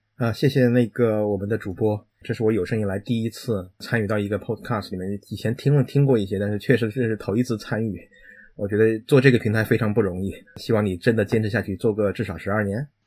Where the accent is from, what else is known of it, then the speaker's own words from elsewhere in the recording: China; moved away as an adult; now in United Kingdom; 我们中国人